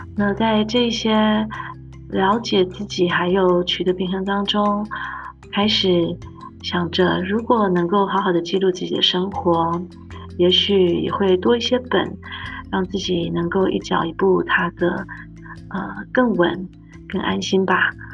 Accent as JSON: {"language": "Chinese", "region": "Taipei", "country": "Taiwan", "tie": "born or raised there", "also_born_or_lived": "Austria / United States", "moved": "as an adult", "lives_now": "Nuremberg, Germany", "said": "我是在台北长大，留着高雄写的客家子弟"}